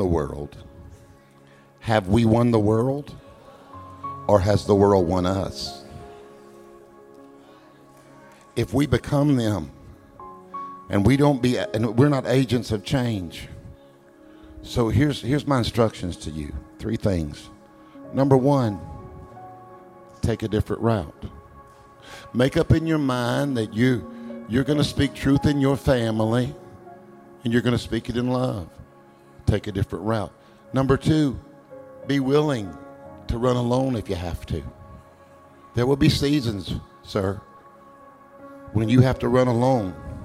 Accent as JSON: {"language": "English", "country": "United States", "said": "I'm American."}